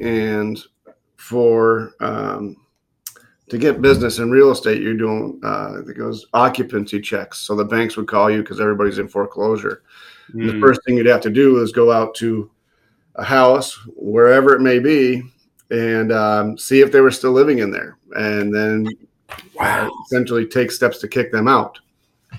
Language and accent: English; just outside of Boston, Massachusetts, United States; moved away as an adult; I grew up just outside of Boston